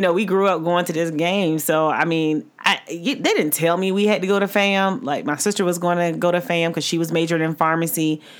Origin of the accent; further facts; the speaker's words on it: Florida, United States; moved away; I'm from Florida and I stay in Florida.